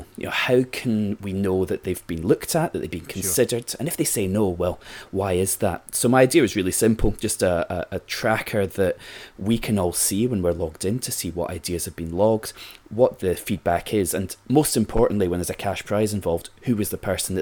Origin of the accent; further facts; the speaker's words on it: Glasgow, Scotland, United Kingdom; I'm from Glasgow